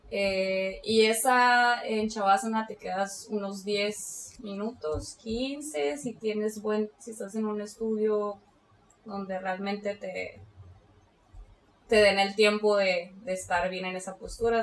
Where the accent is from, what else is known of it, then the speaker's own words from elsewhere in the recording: Mexicali, Baja California, Mexico; soy de aquí de Mexicali